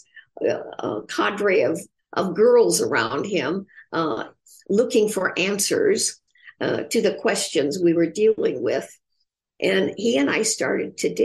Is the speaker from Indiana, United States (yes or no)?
yes; Indiana, United States; growing up in Indiana